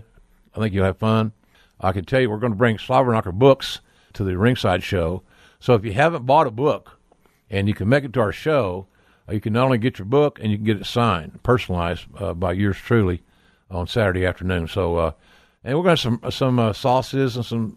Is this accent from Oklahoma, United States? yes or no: yes; Oklahoma, United States; from the rolling hills of my home state of Oklahoma